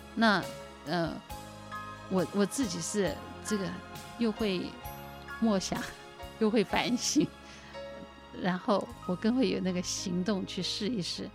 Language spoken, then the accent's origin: Chinese; Taiwan; 我的父母啊， 因为他们是在一九四九年，随着中国大陆的那个， 呃， 呃， 随着部队撤退来台湾。 那刚来台湾的时候，生活很贫困，很贫穷